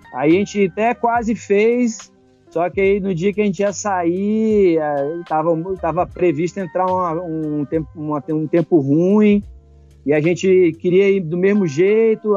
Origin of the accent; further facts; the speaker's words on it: Cerrado, Brazil; Eu sou do Cerrado